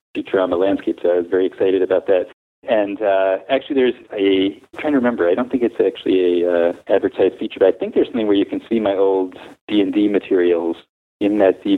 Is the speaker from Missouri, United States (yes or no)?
no; Englewood, New Jersey, United States; moved away; I'm originally from Englewood, New Jersey, which is the home of Sugar Hill Records